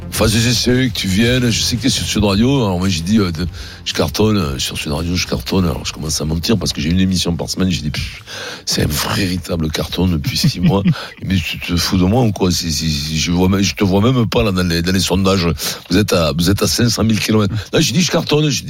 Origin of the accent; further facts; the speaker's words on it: Paris, Île-de-France, France; born there; Oui, je suis né à Paris.